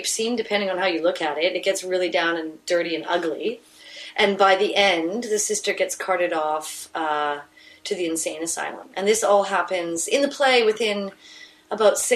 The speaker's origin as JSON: {"language": "English", "town": "Vancouver", "region": "British Columbia", "country": "Canada", "said": "I'm from East Vancouver"}